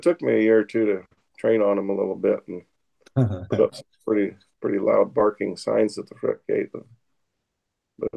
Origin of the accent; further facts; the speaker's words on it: southwest Idaho, United States; "Where are you from?" "Idaho." And I'll say Idaho